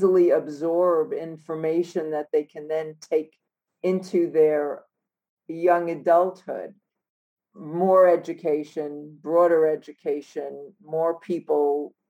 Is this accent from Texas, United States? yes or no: no; New York City, New York, United States; Growing up in New York City